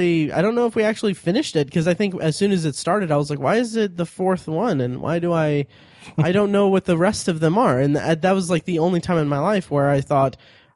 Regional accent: Indianapolis, Indiana, United States; born there; also born or lived in Florida / Ohio; I was born in Indianapolis, then we moved to Florida, then we moved to Ohio, then we moved back to Indianapolis.

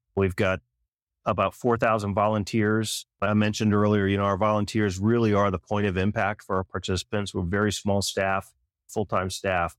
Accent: Michigan, United States; now in Colorado, United States; I grew up in Michigan

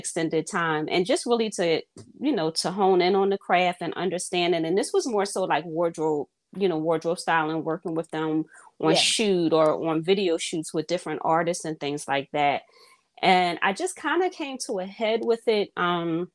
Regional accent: Philadelphia, Pennsylvania, United States; I am from Philadelphia, born and raised

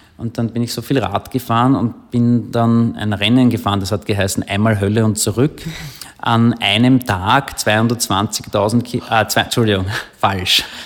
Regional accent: Klosterneuburg, Lower Austria, Austria; Ich bin in Klosterneuburg aufgewachsen

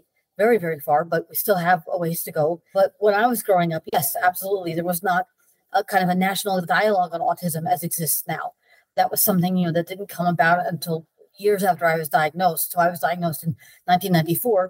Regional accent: Port Jefferson, New York, United States; I was born in Port Jefferson, New York, which is a little town on Long Island

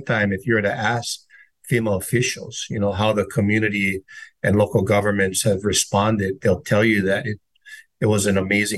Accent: Native Hawaiian, United States; I am Native Hawaiian

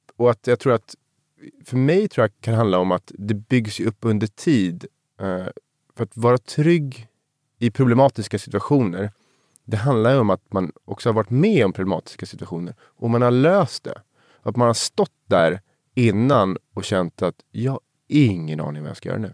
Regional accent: Sundbyberg, Stockholm County, Sweden; Jag är uppvuxen i, i Ursvik i Sundbyberg

